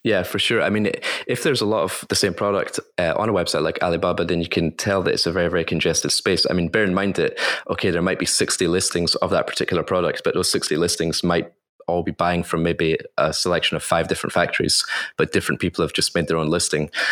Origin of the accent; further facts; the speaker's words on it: Scotland, United Kingdom; moved away as an adult; now in Shanghai, China; I was born in Scotland